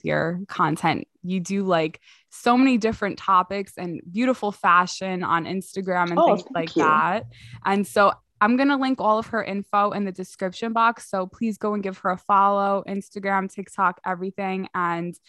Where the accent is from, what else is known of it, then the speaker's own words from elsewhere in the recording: New York City, New York, United States; I grew up in New York, I grew up in Queens